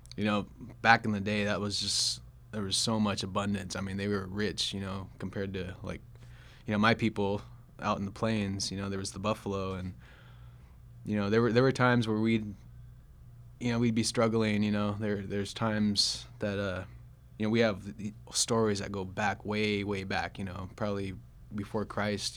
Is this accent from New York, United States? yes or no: no; Sacramento, California, United States; I grew up in Sacramento, in the Sacramento area of California